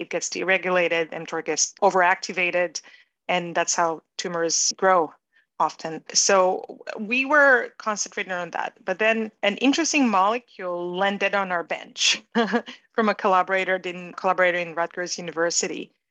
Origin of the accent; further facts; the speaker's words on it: Israel; moved away as an adult; also born or lived in New York; I grew up in Israel and I went to the Israeli army